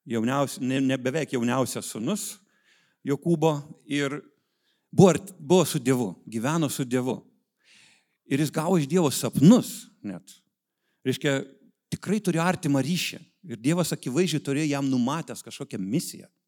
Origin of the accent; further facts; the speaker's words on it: Vilnius, Vilnius County, Lithuania; esu iš Vilniaus